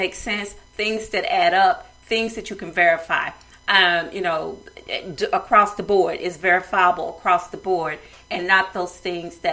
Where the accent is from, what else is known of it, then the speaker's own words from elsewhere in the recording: the South, United States; I'm from the South